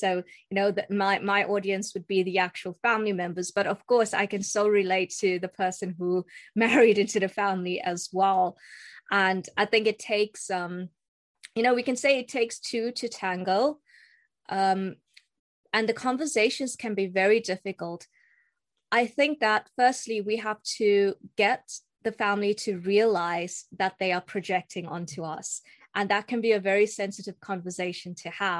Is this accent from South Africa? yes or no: yes; South Africa; moved away as an adult; also born or lived in Istanbul, Turkey; now in Manchester, United Kingdom; I am South African, but of Indian heritage, as you can see. And I grew up in South Africa. I was born in South Africa